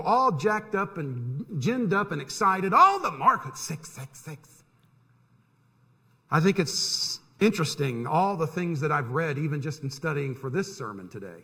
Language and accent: English; near Disney World, Florida, United States; I grew up near Disney World